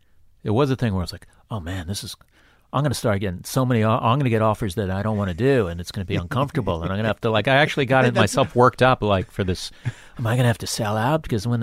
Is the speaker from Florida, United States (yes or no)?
yes; Florida, United States; I lived there. I moved there when I was 8, but I lived in the Broward County